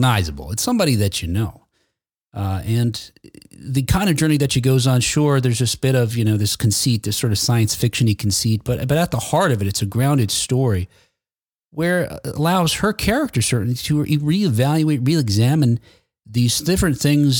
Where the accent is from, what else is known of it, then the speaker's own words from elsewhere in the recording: Jersey City, New Jersey, United States; now in Ohio, United States; I'm not originally from here. I'm originally from Jersey City, New Jersey, but I've been here for over 20 years now